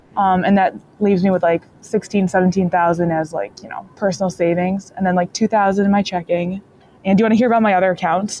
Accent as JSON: {"language": "English", "region": "Michigan", "country": "United States", "said": "I'm from Michigan and I work in the automotive industry"}